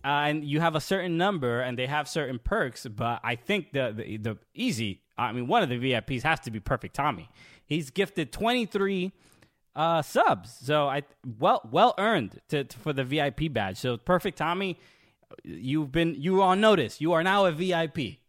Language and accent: English; United States; an American fan